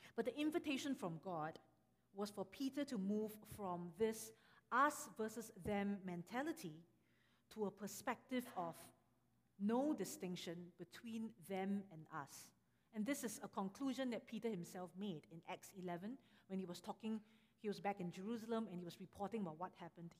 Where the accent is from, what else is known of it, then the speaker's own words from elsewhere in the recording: Singapore; moved away; I am from Singapore. And actually, I'm also from a, a Chinese church growing up